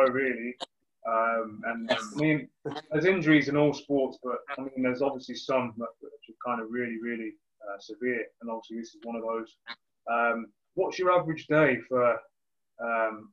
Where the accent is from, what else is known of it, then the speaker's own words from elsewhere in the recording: Leamington Spa, West Midlands, United Kingdom; now in Coventry, United Kingdom; I'm based in Coventry now. I'm from Leamington, but I live in Coventry